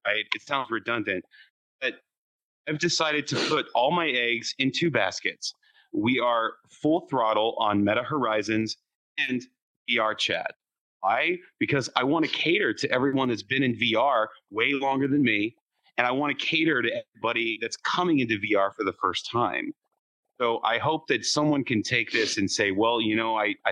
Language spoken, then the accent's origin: English; San Antonio, Texas, United States; I was born in San Antonio